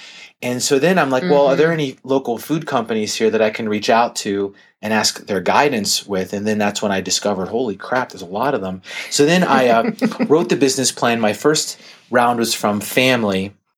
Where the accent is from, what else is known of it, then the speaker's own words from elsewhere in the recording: Pittsburgh, Pennsylvania, United States; I grew up in Pittsburgh, Pennsylvania, and I was going to a small college in near Harrisburg.